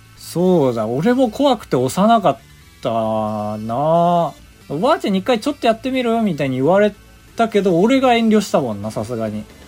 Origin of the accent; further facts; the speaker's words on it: Sapporo, Hokkaido, Japan; moved away; 北海道出身だから